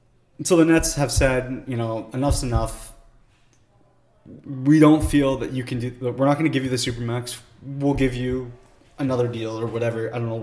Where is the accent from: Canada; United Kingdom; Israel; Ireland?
Canada; As a Canadian